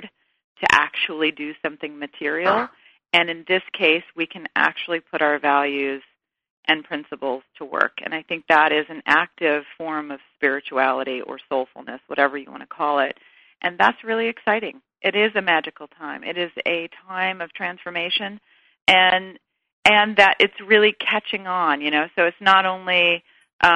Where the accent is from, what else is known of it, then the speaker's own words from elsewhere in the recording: the South, United States; I'm a girl from the South